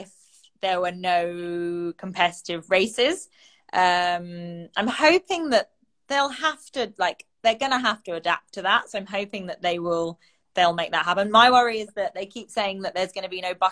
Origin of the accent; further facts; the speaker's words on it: United Kingdom; now in Singapore; I'm British.